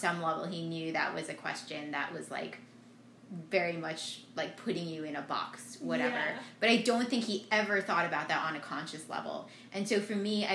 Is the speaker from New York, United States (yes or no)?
yes; Ithaca, New York, United States; now in Atlanta, United States; I was from Ithaca